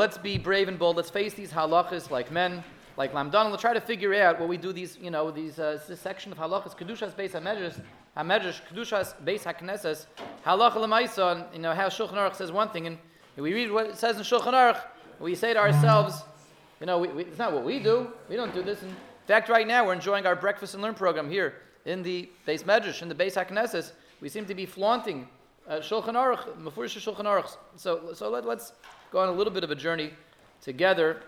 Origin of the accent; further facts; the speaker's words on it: Denver, Colorado, United States; moved away; I grew up in Denver, I went to Masifta in Denver, Colorado